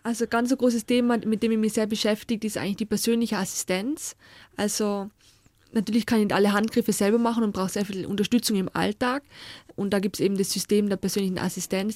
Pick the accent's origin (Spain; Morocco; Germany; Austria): Austria